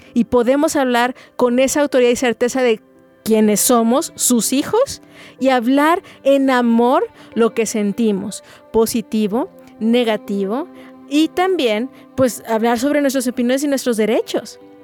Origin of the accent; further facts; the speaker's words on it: Mexico; also born or lived in Guadalajara, Jalisco; como buenos mexicanos truncamos mucho eso